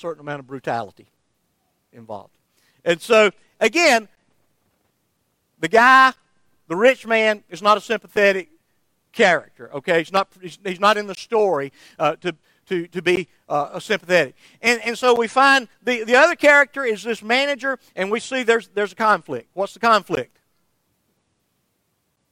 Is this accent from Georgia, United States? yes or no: yes; Somerville, Georgia, United States; my hometown of Somerville, Georgia